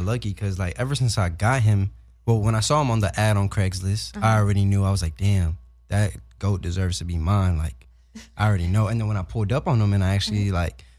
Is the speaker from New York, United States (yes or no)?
yes; New York, United States; also born or lived in Texas; I'm from New York and Texas. Like, I spent my life living in both, traveling back and forth.